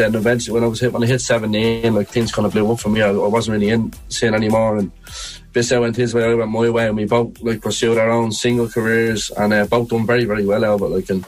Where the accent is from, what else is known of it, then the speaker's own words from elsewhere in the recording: Dublin, Leinster, Ireland; And we're normal people from Dublin, just hard workers, you know.